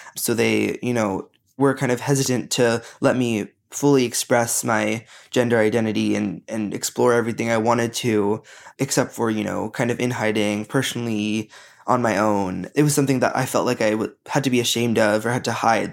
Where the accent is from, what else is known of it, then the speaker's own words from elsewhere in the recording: United States; growing up in America